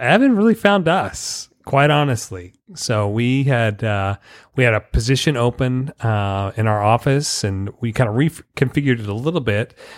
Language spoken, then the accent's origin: English; Dallas, Texas, United States; moved away; I grew up in North Dallas.